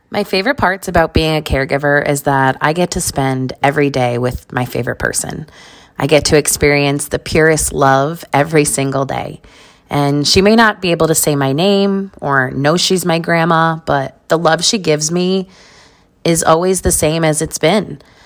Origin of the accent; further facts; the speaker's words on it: New York, United States; also born or lived in Las Vegas, Nevada; I was born in New York